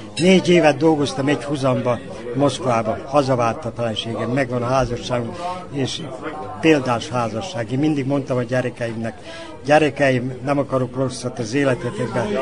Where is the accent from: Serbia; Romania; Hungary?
Serbia; Sajan, Vojvodina; now in Novi Sad, Serbia; én bánáti születésű vagyok, szajáni gyerek vagyok